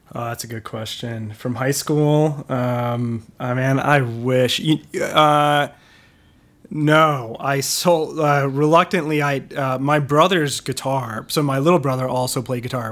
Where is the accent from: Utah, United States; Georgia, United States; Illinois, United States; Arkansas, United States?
Illinois, United States; Wilmette; moved away; I'm from, um, uh, will met, uh, so basically, uh, the northern suburbs of Chicago, just north of the city